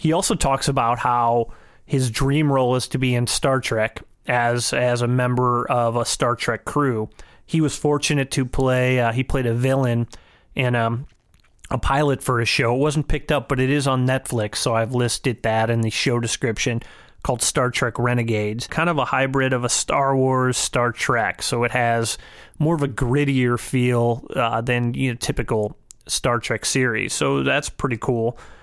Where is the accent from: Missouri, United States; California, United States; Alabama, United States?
Missouri, United States; St. Louis; I'm from a smaller area, I'm from Saint Louis